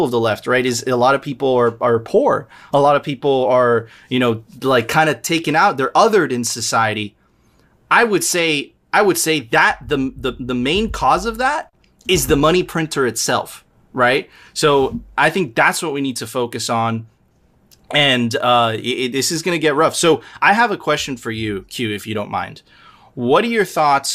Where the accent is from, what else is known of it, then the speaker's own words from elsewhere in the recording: Venezuela; now in Miami, United States; I'm originally from Venezuela